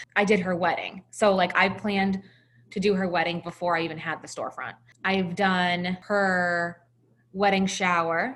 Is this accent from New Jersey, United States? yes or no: no; Salem, New Hampshire, United States; my hometown of Salem, New Hampshire